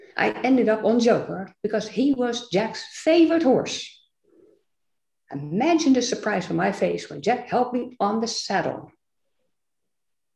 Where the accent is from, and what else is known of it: Netherlands; English is a second language; moved away as an adult; now in United States